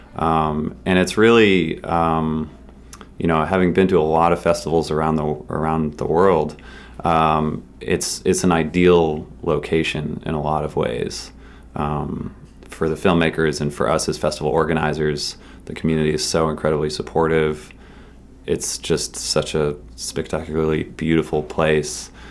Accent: Massachusetts, United States; I grew up in Massachusetts

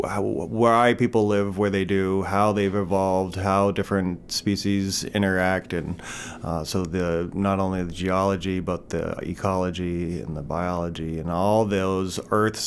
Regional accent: Lincoln, Massachusetts, United States; moved away as an adult; also born or lived in San Francisco / Taos / Alaska; now in Maine, United States; I grew up in Lincoln, Massachusetts

